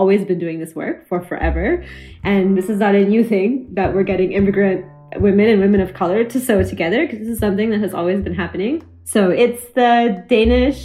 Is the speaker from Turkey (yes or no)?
no; Oklahoma, United States; moved away as an adult; now in Chicago, United States; as someone who was born and raised in Oklahoma